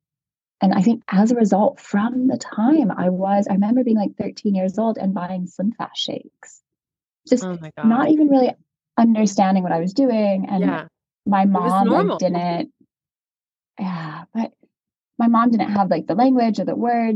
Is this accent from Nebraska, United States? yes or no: yes; Nebraska, United States; I'm from Nebraska